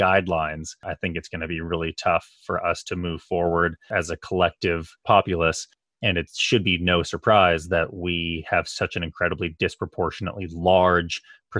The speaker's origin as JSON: {"language": "English", "region": "California", "country": "United States", "said": "as a Californian"}